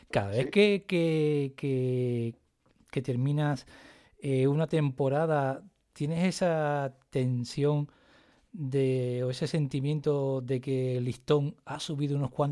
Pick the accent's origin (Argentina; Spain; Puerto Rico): Spain; Cádiz, Andalusia; now in Las Palmas, Spain; Y, Mi Cádiz, que soy de Cádiz, ¿eh? que coste que soy de Cádiz.